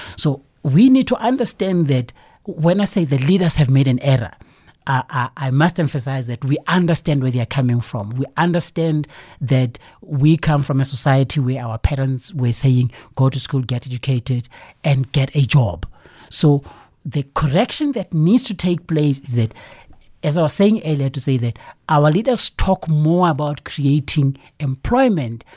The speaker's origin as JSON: {"language": "English", "country": "South Africa", "said": "we as a South African public"}